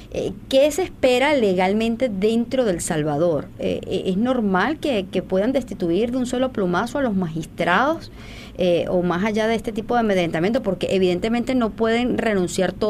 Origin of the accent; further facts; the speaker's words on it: Venezuela; nosotros, por ejemplo, que somos, eh, que venimos de Venezuela, entendemos perfectamente el daño que se hace